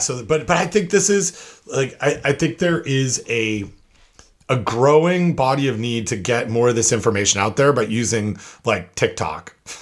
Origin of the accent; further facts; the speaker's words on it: New York, United States; In my home state of New York, there are laws about labels, but the standards don't mention dates at all.